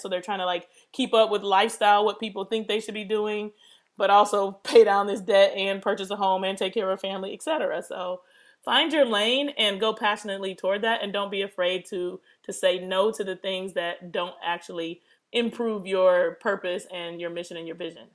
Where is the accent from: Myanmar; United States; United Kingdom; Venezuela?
United States; Detroit, Michigan; also born or lived in Pittsburgh; I was born in Detroit, and I was raised between Detroit and Pittsburgh because my parents split up when I was three